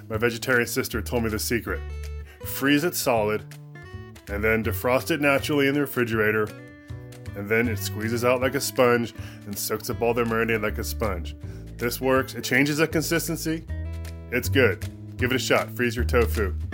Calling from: Redding, California, United States; from Redding, California, my tip is about marinating tofu.

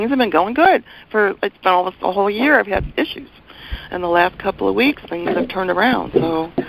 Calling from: Portland, Oregon, United States; Portland, Oregon.

